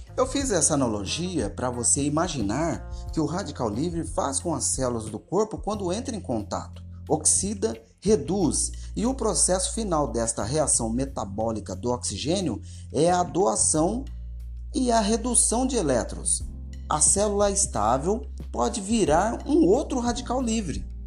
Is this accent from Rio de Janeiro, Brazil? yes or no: no; Paulínia, São Paulo, Brazil; Eu sou de Paulínia